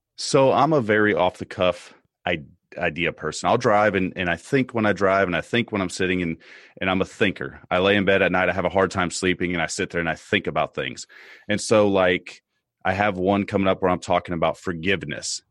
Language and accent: English; United States; as an American citizen